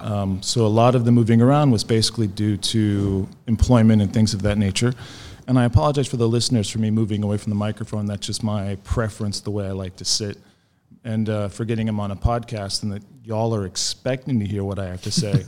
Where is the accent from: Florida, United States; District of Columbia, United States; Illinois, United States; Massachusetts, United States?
Florida, United States; Ocala; now in Israel; I grew up in Ocala, Florida, which is north central Florida.